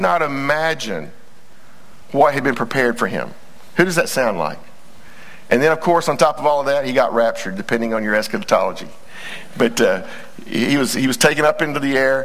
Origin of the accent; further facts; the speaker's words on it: Texas, United States; we're all Texans first